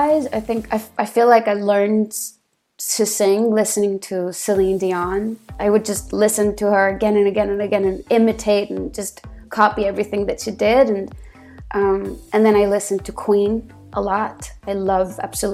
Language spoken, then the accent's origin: English; Iceland; moved away as an adult; also born or lived in Los Angeles, United States; I am from Iceland. I lived in Los Angeles for the last 11 years, but I've recently moved